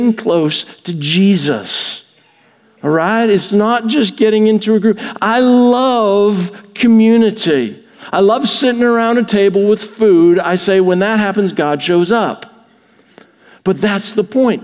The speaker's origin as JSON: {"language": "English", "country": "Canada", "tie": "born or raised there", "moved": "yes", "lives_now": "United States", "said": "I grew up in Canada. I didn't grow up near American football."}